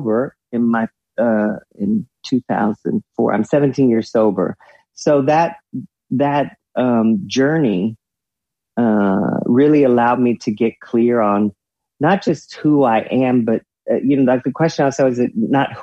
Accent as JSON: {"language": "English", "region": "the South", "country": "United States", "tie": "born or raised there", "said": "growing up in the South"}